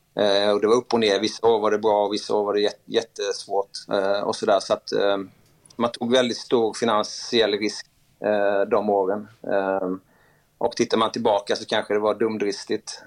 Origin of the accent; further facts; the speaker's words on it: Sweden; Där jag kom in som svensk